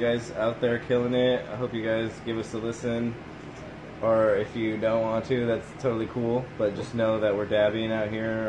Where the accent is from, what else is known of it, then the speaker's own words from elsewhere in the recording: Tri-Cities, Washington, United States; I'm from Tri-Cities